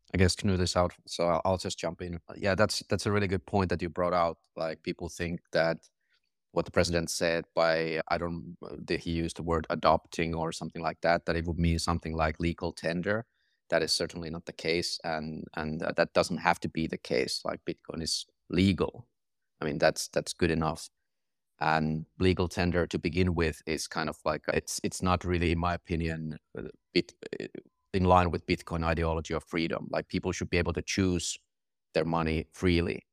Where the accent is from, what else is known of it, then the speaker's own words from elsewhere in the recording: Finland; now in Madeira, Portugal; I'm from Finland